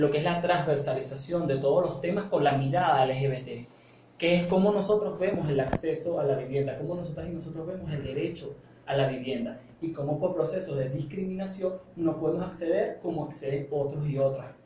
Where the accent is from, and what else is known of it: Venezuela